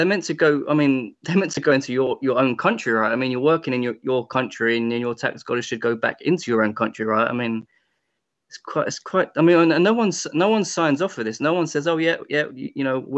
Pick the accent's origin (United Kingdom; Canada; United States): United Kingdom; England; also born or lived in Spain; I'm Spanish and I'm English, but I don't refer to myself as a Spanish English. No one says, oh, look, there's that Spanish English guy. I mean, I'm just an English guy